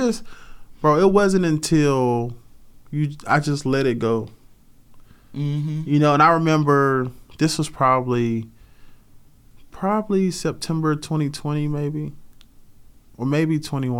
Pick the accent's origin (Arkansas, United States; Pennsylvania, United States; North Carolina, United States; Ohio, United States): North Carolina, United States; Rocky Mount; moved away; I grew up in Rocky Mount, North Carolina.